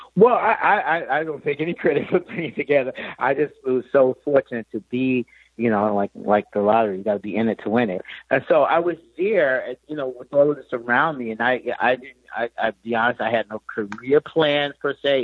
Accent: New York City, New York, United States; growing up in Queens, New York

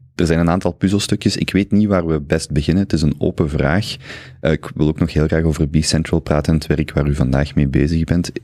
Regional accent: Flanders, Belgium; ook voor mij als Vlaming hangt eh, identiteit heel hard vast aan het Vlaams

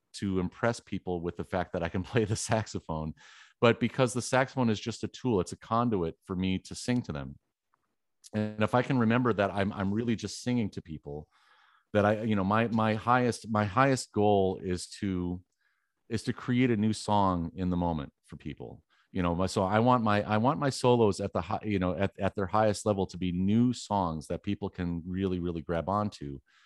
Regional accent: Wisconsin, United States; I was born in Wisconsin

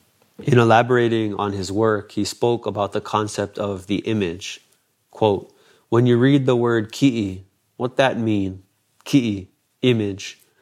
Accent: Hawaii, United States; That transformation is an expression of my condition as a Hawaiian in contemporary times

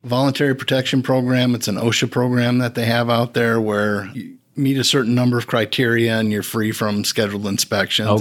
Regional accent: Wisconsin, United States; moved away as an adult; also born or lived in Houston, Texas; I'm from Wisconsin originally.

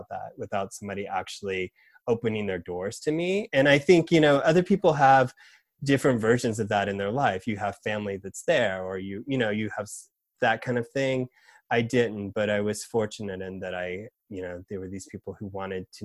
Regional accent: Georgia, United States; moved away as an adult; now in New York, United States; moving to Georgia at 5, my family moving there

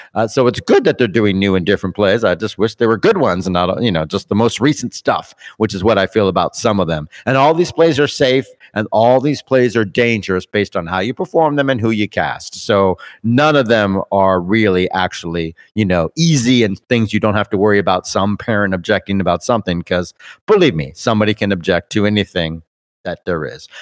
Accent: Canada; We're Canadian

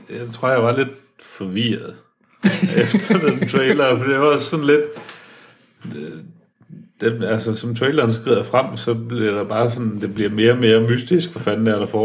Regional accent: Central Jutland, Central Denmark Region, Denmark; kommer jeg ud fra Midtjylland

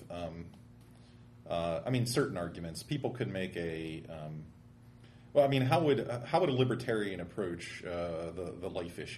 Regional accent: Pittsburgh, Pennsylvania, United States; I grew up in Pittsburgh

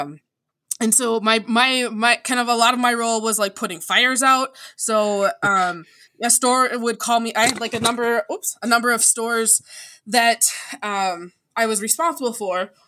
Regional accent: DeKalb, Illinois, United States; I was actually born in DeKalb, Illinois.

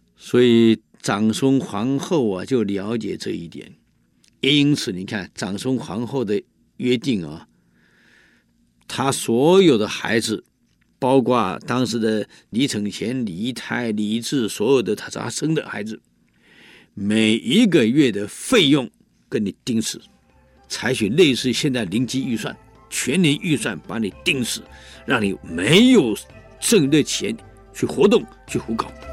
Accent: Taiwan; 我们台湾人

